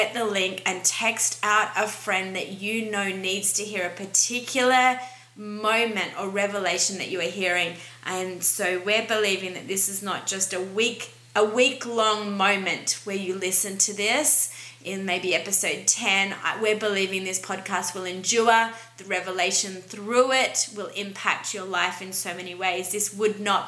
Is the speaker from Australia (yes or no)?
yes; Australia; as an Australian